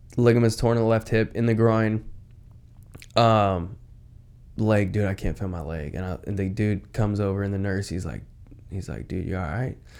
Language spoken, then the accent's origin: English; Washington, United States; I'm from Washington